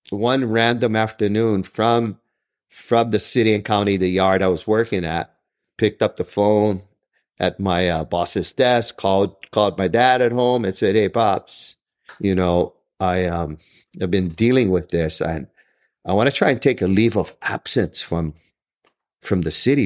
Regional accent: Honolulu, Hawaii, United States; I grew up in Kalihi

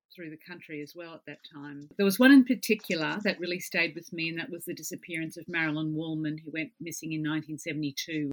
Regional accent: southeast Queensland, Australia; I was grew up in the southeast corner of the state.

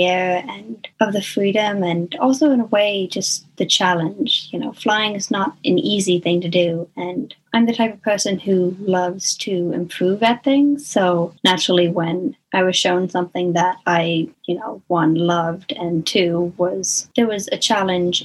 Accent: South Paris, Maine, United States; I'm from South Paris, Maine

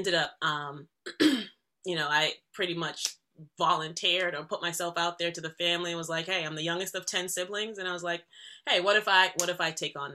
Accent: Boston, Massachusetts, United States; also born or lived in Jamaica; moving to Boston. My mom is from Boston

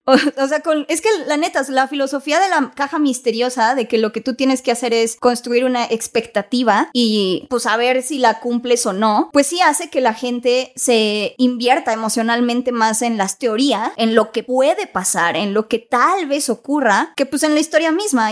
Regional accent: Mexico; soy mexicana

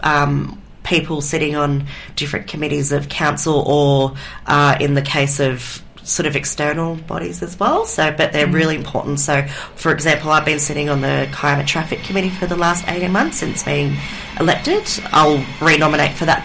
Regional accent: Kiama, New South Wales, Australia; also born or lived in Gerringong; I was, basically born and raised in this region. I grew up initially

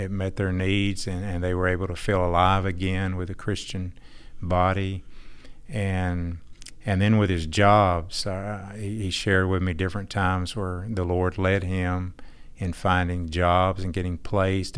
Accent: Texas, United States; also born or lived in Fort Worth, Texas / Irving, Texas; I'm from Texas

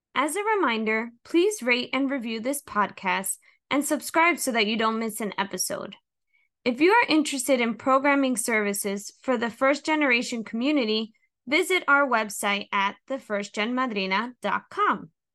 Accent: Hudson County, New Jersey, United States; I was born and raised in Hudson County, New Jersey

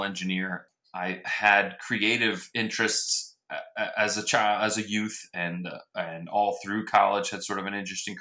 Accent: New Orleans, Louisiana, United States; moved away as an adult; also born or lived in Houston; I grew up born in New Orleans, lived in Houston till about the seventh grade, then back to New Orleans.

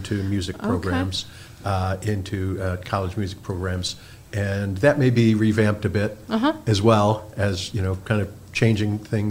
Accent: Chicago, Illinois, United States; moved away as an adult; now in Kalamazoo, United States; I grew up in Chicago

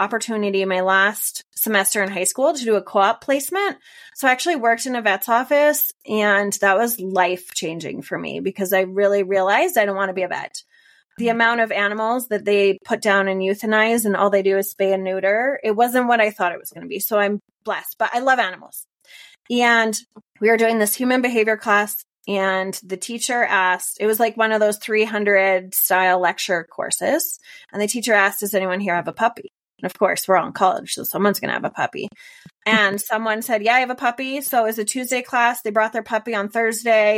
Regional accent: Canada; moved away as an adult; also born or lived in Finland; now in Denver, United States; that's where I grew up in Canada

